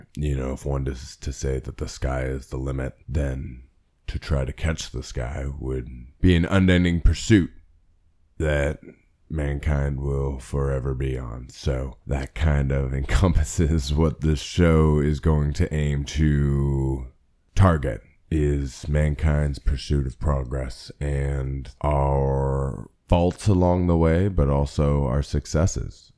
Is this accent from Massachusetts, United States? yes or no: no; Pennsylvania, United States; born and raised in Pennsylvania in the United States of America